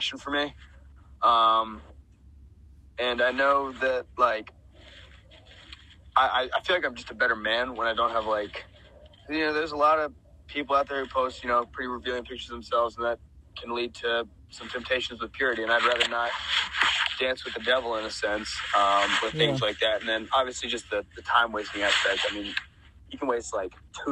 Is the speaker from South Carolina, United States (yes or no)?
yes; South Carolina, United States; now in Atlanta, United States; I'm originally from South Carolina, so it's pretty warm there, like, year round